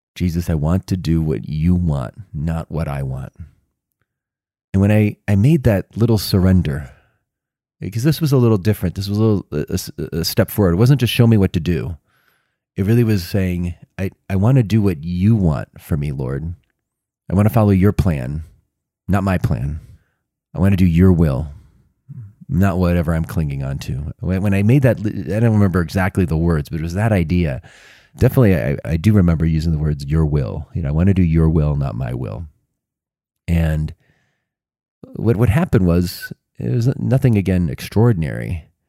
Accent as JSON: {"language": "English", "town": "Chicago", "region": "Illinois", "country": "United States", "tie": "born or raised there", "said": "I grew up in Chicago. I lived in, in Chicago about a mile from Wrigley Field, from the north side"}